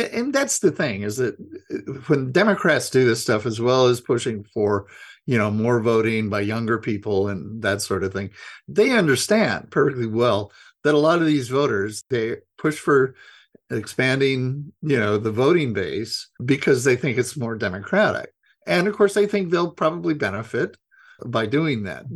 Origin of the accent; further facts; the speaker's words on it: Idaho, United States; I grew up Republican, and I was I'm from Idaho